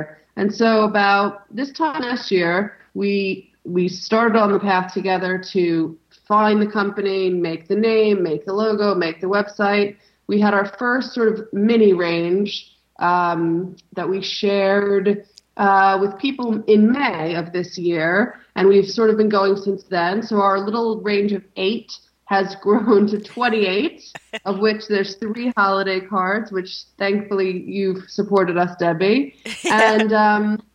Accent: Long Island, New York, United States; now in London, United Kingdom; I'm actually from New York, Long Island

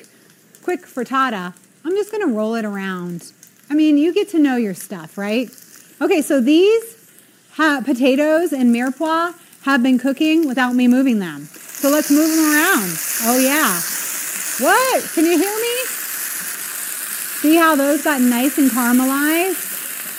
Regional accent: New England, United States

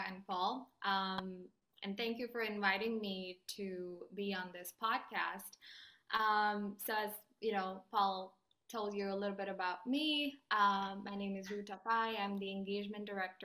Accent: India; moved away; I grew up in India

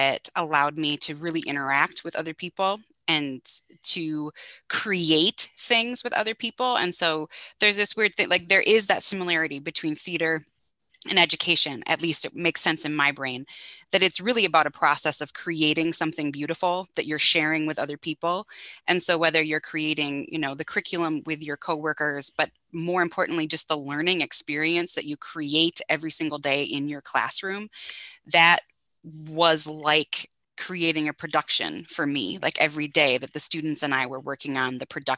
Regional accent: North Dakota, United States; I grew up in North Dakota

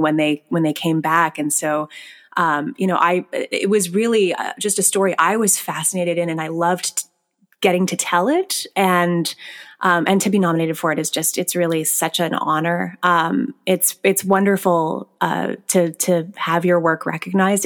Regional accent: Scarborough, Ontario, Canada; I grew up in Scarborough, Ontario

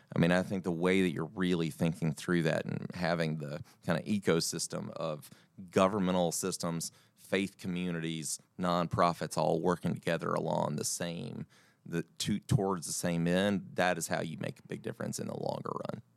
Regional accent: Dyersburg, Tennessee, United States; now in Nashville, United States; I'm from Dyersburg, Tennessee

